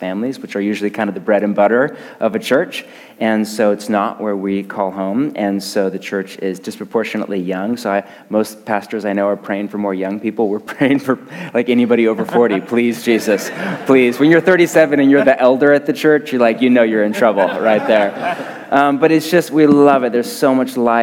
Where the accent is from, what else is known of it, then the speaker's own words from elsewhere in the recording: Portland, Oregon, United States; I'm from Portland, Oregon